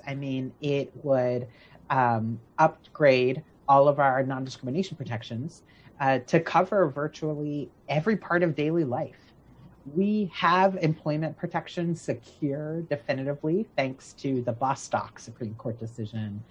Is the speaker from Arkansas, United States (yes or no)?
no; Florida, United States; where I'm from, my hometown is Florida